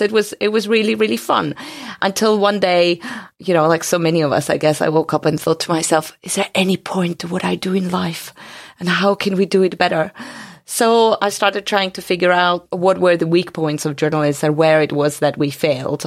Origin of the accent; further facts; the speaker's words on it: Georgia; moved away; also born or lived in Soviet Union; I come from Georgia, but, um, the other Georgia, the country, not the state.